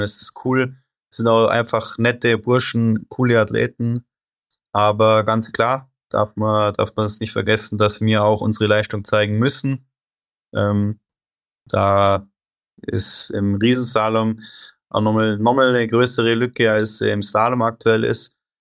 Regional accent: Germany; Wir Deutschen

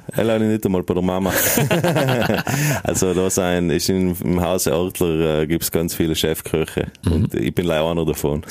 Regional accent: South Tyrol, Trentino-Alto Adige, Italy; also born or lived in Berlin / Vienna; seit wir natürlich äh, nach 1918 zu Italien gekommen sind

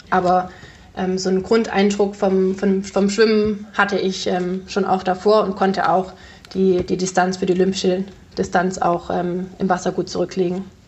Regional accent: Ravensburg, Baden-Württemberg, Germany; also born or lived in Konstanz; ich komme ja aus Ravensburg ursprünglich

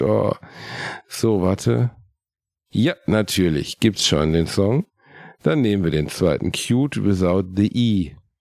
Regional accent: Gelsenkirchen, North Rhine-Westphalia, Germany; In meiner Heimatstadt in Gelsenkirchen-Rothausen gab es einen Tabakladen

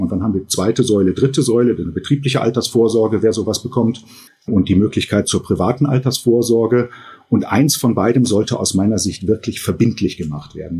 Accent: Germany; bei uns in Deutschland

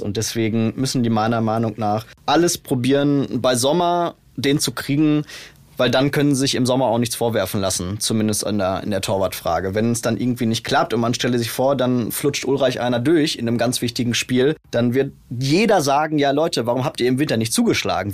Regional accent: Bielefeld, North Rhine-Westphalia, Germany; Ich bin ja Bielefelder

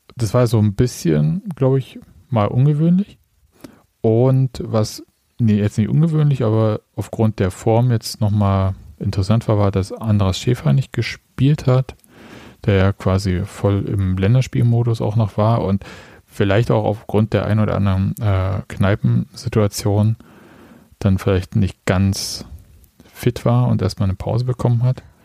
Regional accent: Saxony, Germany; ich komme aus Sachsen, ich habe Probleme mit harten und weichen D

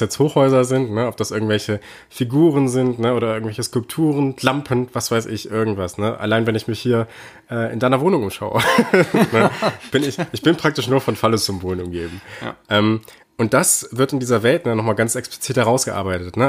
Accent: Germany; bei uns in Deutschland

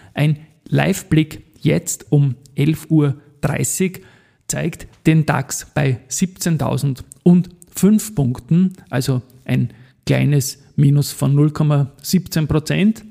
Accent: Austria; als Österreicher

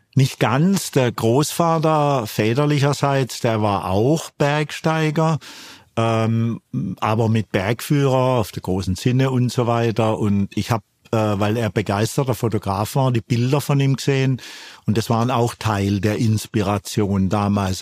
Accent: Karlsruhe, Baden-Württemberg, Germany; ich bin ja gebürtiger Karlsruher, komm all-, eigentlich aus dem Flachland, aus der Rheinebene

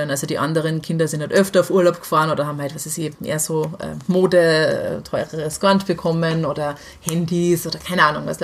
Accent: Salzburg, Austria; ich bin in Salzburg halt aufgewachsen

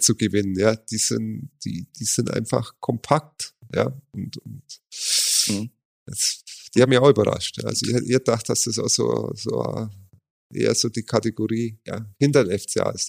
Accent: Augsburg, Bavaria, Germany; gebürtiger Augsburg

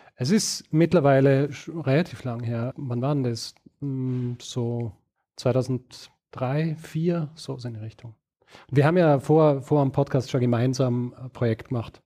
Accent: Vorarlberg, Austria; moved away as an adult; also born or lived in Graz; now in Vienna, Austria; ursprünglich bin ich in Vorarlberg aufgewachsen und in Graz geboren

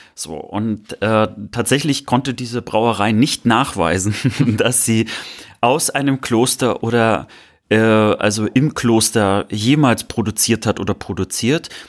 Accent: Mecklenburg-Vorpommern, Germany; moved away; Meine Postleitzahl äh, aus der Heimat beginnt ja mit einer 18

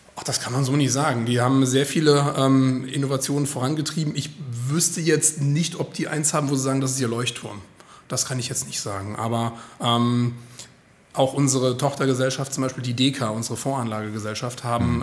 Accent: Frankfurt am Main, Hesse, Germany; born or raised there; moved away as an adult; now in Hildesheim, Germany

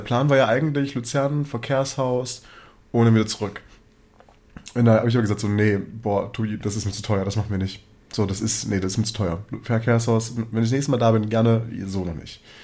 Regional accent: Germany; bei uns in Deutschland

